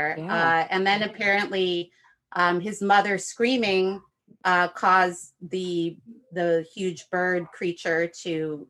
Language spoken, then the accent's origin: English; Chicago, Illinois, United States; moved away; where I grew up in the Chicagoland area.